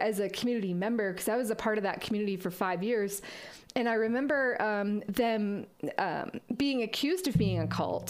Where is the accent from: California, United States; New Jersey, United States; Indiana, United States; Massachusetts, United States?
Massachusetts, United States; moved away as an adult; also born or lived in Vermont; now in Colorado, United States; I grew up in Massachusetts